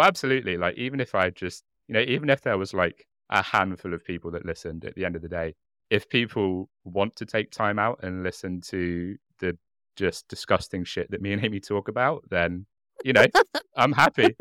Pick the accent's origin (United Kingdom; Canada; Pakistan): United Kingdom; I'm very British in that I drink English breakfast tea and nothing else